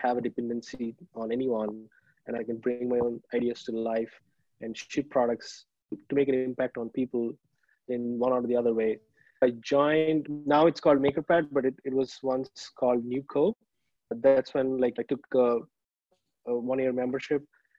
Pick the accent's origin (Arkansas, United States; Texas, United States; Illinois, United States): Illinois, United States; Chicago; now in Minneapolis, United States; So I'm from Chicago, but right now I'm living with my wife in Minneapolis.